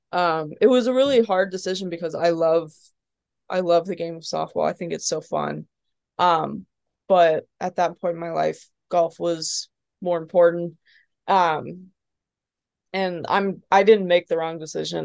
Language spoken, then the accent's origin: English; Perrysburg, Ohio, United States; moved away as an adult; also born or lived in Dayton, Ohio / Columbus, Indiana; now in Nashville, United States; when I was about ten, we moved to Toledo. Um, we moved to Perrysburg. Um, and then we've been, my parents have been there since